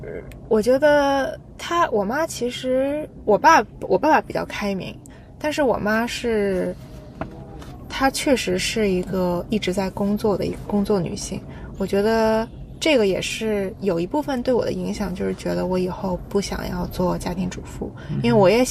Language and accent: Chinese; Jiangsu, China; now in New Zealand; 我是江苏的嘛，然后呢，我们那一块都是独生子女，